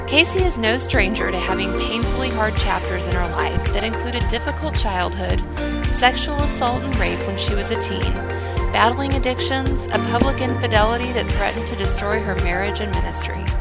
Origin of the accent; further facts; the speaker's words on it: Kansas City, Missouri, United States; now in Owasso, United States; I Owasso, Oklahoma, but I'm from Kansas City